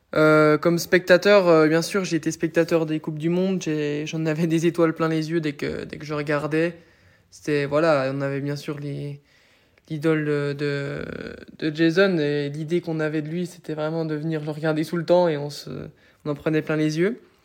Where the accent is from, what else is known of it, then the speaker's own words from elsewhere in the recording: Doubs, Bourgogne-Franche-Comté, France; je viens, je viens du Doubs